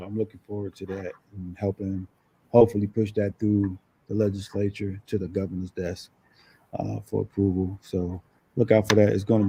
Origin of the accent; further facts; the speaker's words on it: Newark, New Jersey, United States; moved away; I'm from Newark, New Jersey.